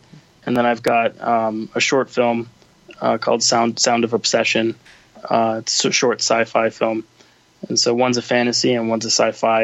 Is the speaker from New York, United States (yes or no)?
yes; New York City, New York, United States; I was born and raised in New York City, and so I was here on 9/11